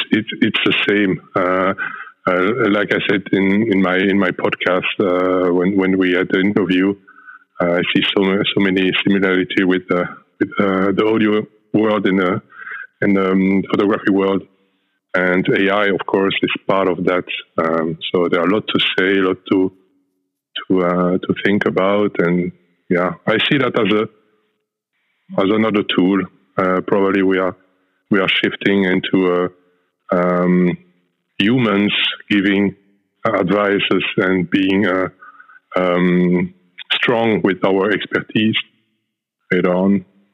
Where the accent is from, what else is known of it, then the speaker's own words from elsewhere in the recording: Belgium; now in Netherlands; For those who don't know me, I'm coming from the Netherlands, actually from Belgium and moved to the Netherlands, but I'm also coming from the audio world.